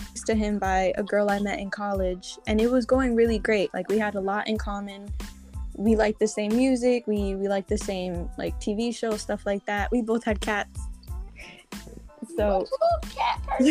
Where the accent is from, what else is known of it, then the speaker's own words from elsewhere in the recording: New York City, New York, United States; I'm from Brooklyn